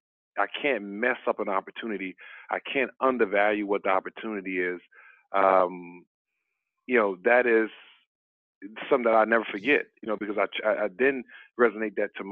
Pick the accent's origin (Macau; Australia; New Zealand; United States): United States; Columbia, South Carolina